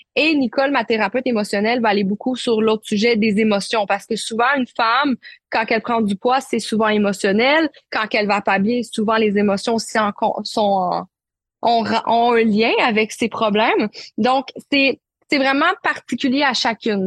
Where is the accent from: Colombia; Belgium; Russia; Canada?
Canada; Quebec; accent: Québécois; also born or lived in Marseille, France; Je suis née à Marseille, mais je suis la québécoise de ma famille puisque j'ai immigré au Québec à l'âge de un an. Donc, vous m'écoutez en ce moment, j'ai vraiment l'accent québécois